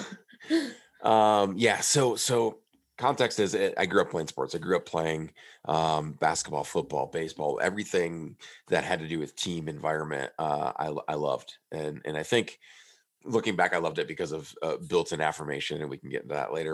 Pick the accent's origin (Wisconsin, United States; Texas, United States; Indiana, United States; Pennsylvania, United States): Wisconsin, United States; Prairie du Chien; I was back in my hometown of Prairie du Chien, Wisconsin